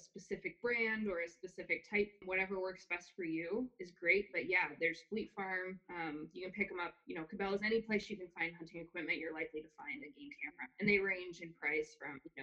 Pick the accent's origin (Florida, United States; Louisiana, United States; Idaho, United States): Idaho, United States; I grew up in Idaho in a hunting family.